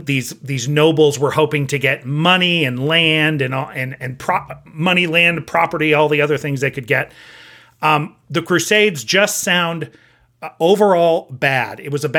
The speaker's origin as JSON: {"language": "English", "country": "United States", "tie": "born or raised there", "said": "I grew up with in America"}